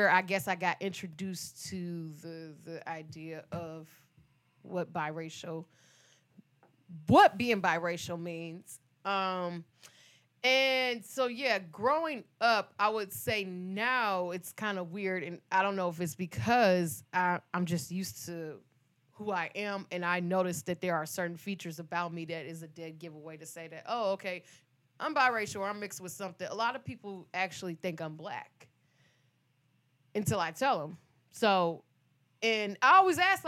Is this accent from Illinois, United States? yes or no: no; Detroit, Michigan, United States; growing up in Detroit